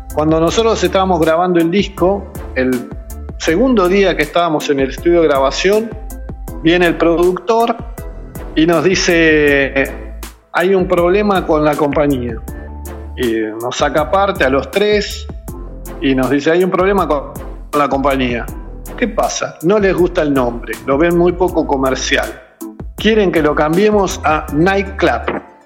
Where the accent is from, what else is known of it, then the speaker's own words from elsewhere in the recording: Buenos Aires Province, Argentina; somos de, de lo, de la periferia de la Capital Federal, eh, de la zona norte de Buenos Aires